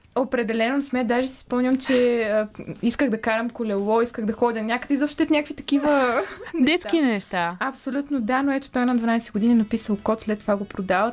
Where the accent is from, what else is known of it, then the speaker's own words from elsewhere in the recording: the North-West, Northwestern Bulgaria, Bulgaria; moved away; аз съм от Северо-Запада